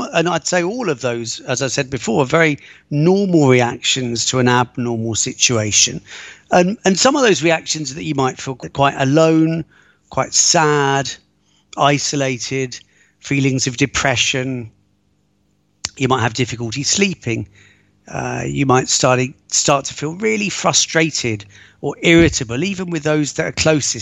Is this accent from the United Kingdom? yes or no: yes; United Kingdom; moved away as an adult; also born or lived in London / Egypt / Israel / Italy; now in Rome, Italy; Brought up just outside of London, spent many years living in London, and I've also lived abroad a lot.